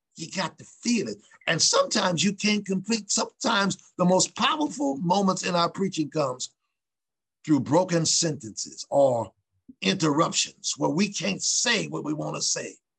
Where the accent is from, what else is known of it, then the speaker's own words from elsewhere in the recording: Ohio, United States; Newark, N E W A R K, Ohio, which is uh, not far from our state's capital, state capital, which is Columbus